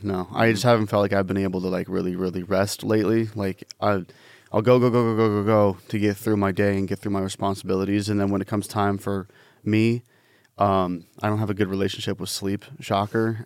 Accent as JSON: {"language": "English", "region": "Washington", "country": "United States", "said": "I'm from Washington State and people think I'm from California"}